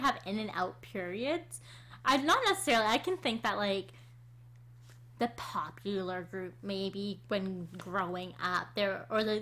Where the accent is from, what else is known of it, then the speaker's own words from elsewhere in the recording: Canada; we're Canadian